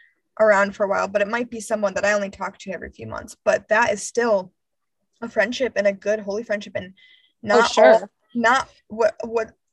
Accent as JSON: {"language": "English", "town": "Grand Rapids", "region": "Michigan", "country": "United States", "tie": "born or raised there", "moved": "as an adult", "said": "I grew up in Grand Rapids for 15 years"}